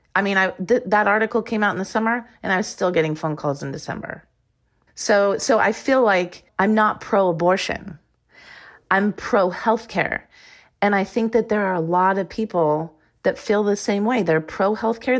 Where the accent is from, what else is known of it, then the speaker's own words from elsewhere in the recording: Iowa, United States; moved away as an adult; also born or lived in Arizona; I grew up in Iowa